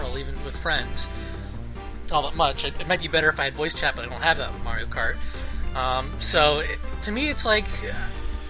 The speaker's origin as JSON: {"language": "English", "country": "United States", "said": "We're American"}